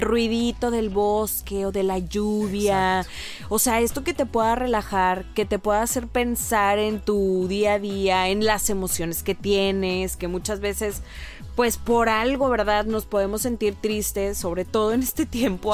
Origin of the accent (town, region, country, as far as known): Mexico